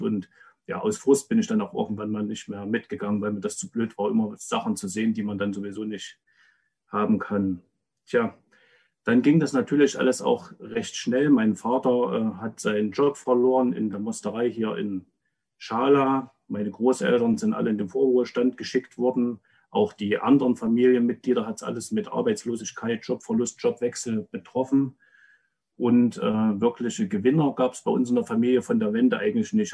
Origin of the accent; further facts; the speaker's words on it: Rudolstadt, Thuringia, Germany; 79 in Rudolstadt geboren, habe also noch einen wichtigen Teil meiner Kindheit in der DDR verbracht.